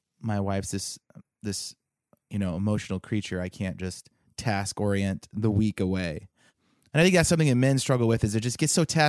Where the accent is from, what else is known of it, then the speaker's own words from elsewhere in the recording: California, United States; I married a girl from the South and I grew up in California